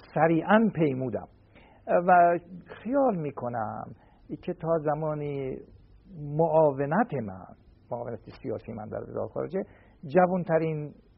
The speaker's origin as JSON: {"language": "Persian", "area": "Shemiranat", "region": "Tehran Province", "country": "Iran", "tie": "born or raised there", "said": "من در شمیرانات متولد شدم"}